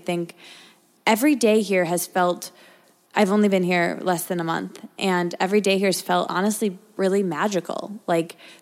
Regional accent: Michigan, United States; moved away as an adult; also born or lived in Detroit; now in New York, United States; I grew up in a college town. And I went to college in a college town that I grew up in Michigan.

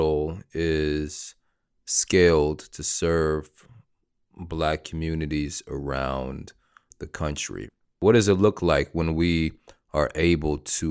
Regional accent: the South, United States; I'm from the South and spent some time outside of the South

